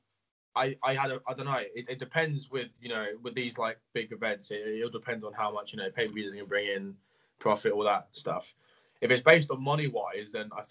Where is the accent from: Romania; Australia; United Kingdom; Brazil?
United Kingdom; England; I'm from England. So, yeah, UK.